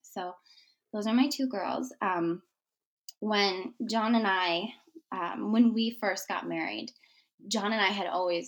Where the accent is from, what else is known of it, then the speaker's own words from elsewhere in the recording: Michigan, United States; moved away; We are originally from Michigan. I grew up in Michigan.